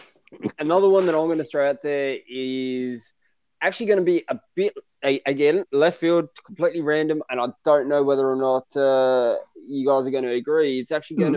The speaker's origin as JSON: {"language": "English", "town": "Bankstown", "region": "New South Wales", "country": "Australia", "tie": "born or raised there", "said": "I grew up in Bankstown. Uh, that's where I lived for 20 odd years of my life."}